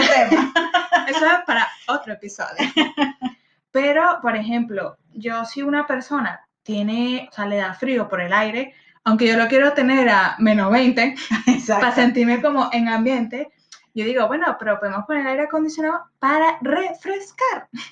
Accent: Guatire, Miranda, Venezuela; moved away; Yo soy de Guatire

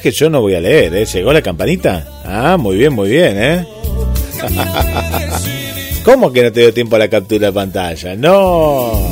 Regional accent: Colombia; now in Toronto, Canada; colombiano, viviendo en Toronto.

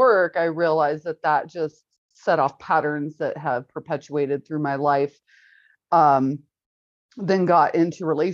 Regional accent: Kansas City, Missouri, United States; I grew up in Kansas City, Missouri side.

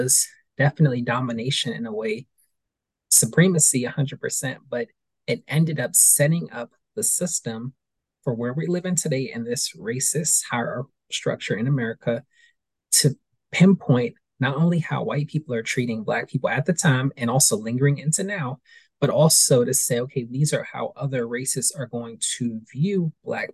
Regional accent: East Coast, United States; growing up in a school system on the East Coast

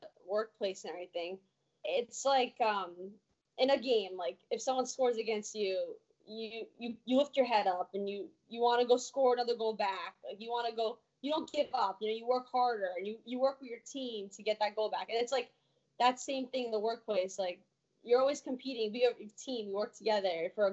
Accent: New Jersey, United States; I'm from New Jersey

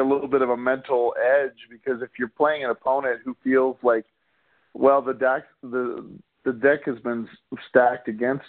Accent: Houston, Texas, United States; also born or lived in Corpus Christi, Texas; now in Arizona, United States; who I've rooted for growing up in Houston and Texas.

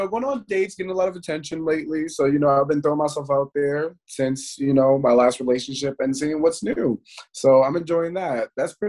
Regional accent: New York City, New York, United States; I'm from New York.

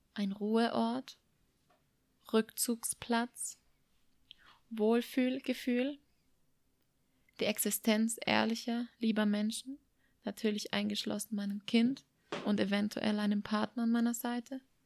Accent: Germany; moved away as an adult; Es ist mein Herkunftsland, der Ort, an dem meine Großeltern Jahr für Jahr Obst und Gemüse

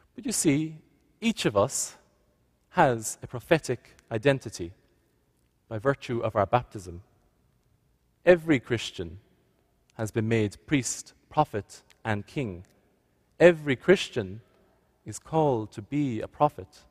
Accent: Ireland; moved away as an adult; now in Nova Scotia, Canada; can't quite work out my accent, I've come from Ireland

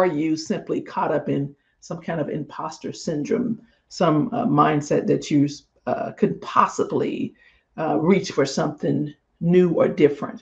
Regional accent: Mississippi, United States; I'm from Mississippi.

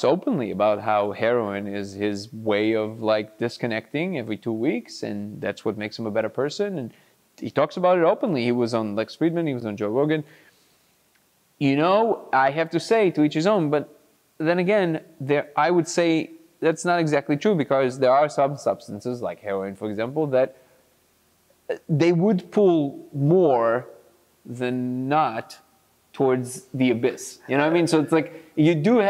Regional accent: Lod, Central District, Israel; grew up in Lod in Israel, which is like, you know, the drug capital of Israel

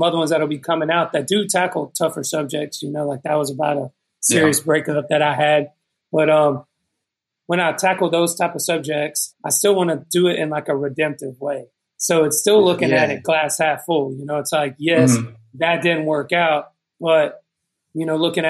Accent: Douglasville, Georgia, United States; also born or lived in Texas; I grew up in Georgia, right outside of Atlanta, like 30 minutes outside of Atlanta in a town called Douglasville

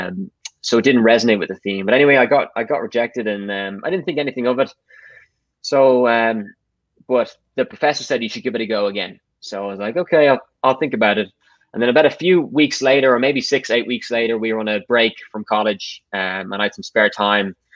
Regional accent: Dublin, Leinster, Ireland; I grew up and born in Dublin, so I haven't left

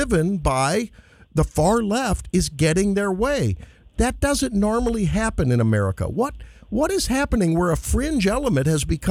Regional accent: St. Louis, Missouri, United States; I'm from St. Louis, where we say Highway 40

